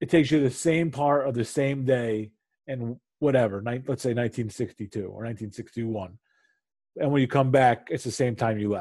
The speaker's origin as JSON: {"language": "English", "region": "Northeast", "country": "United States", "said": "we're from the Northeast"}